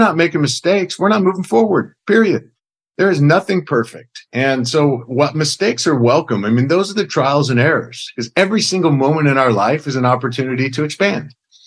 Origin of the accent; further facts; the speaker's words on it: middle Oklahoma, United States; Grew up in kind of a rural farming community in middle Oklahoma